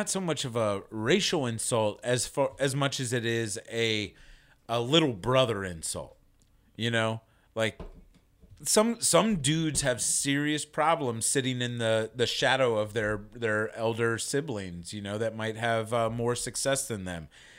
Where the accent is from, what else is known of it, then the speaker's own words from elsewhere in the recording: East Coast, United States; now in Texas, United States; I grew up on the East Coast. I have tons of Italian friends.